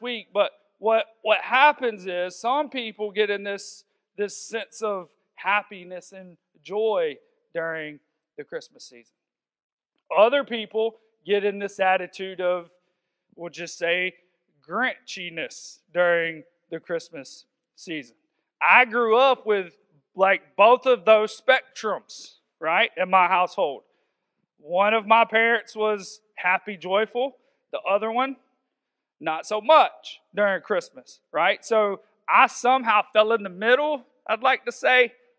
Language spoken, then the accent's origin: English; the South, United States; I'm from the South, so I may say wander sometimes